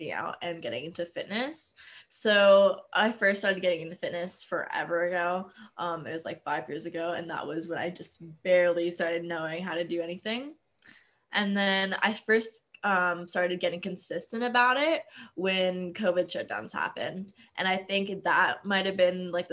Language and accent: English; Las Vegas, Nevada, United States; I'm born and raised in Las Vegas